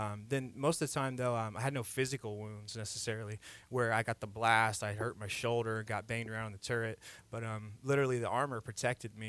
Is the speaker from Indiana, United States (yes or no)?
yes; Indiana, United States; moved away as an adult; now in Texas, United States; I'm from Indiana originally.